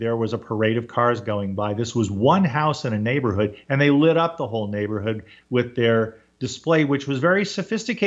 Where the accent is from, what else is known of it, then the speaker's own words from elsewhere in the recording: Orange County, California, United States; I grew up in Orange County, 7 miles from Disneyland